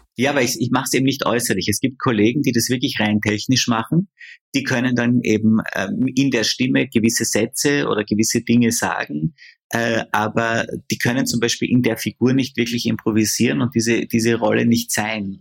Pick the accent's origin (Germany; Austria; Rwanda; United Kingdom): Austria; bei uns in Österreich